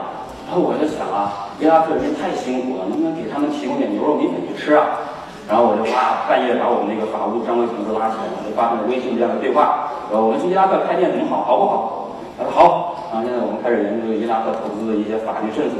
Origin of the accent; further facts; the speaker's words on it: Hunan, China; 我湖南人需要什么我去卖